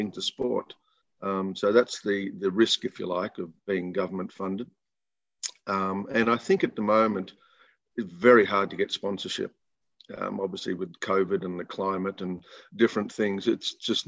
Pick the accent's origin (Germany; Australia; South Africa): Australia; also born or lived in United States / United Kingdom; feeling good about yourself as an Aussie